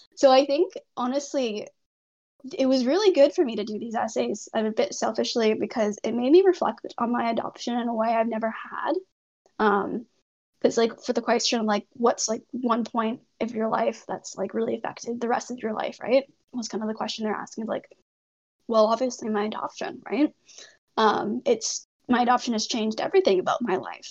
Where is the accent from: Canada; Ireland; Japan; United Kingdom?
Canada; also born or lived in Hunan, China; I was adopted to Canada. I've lived in Canada for the rest of my life since then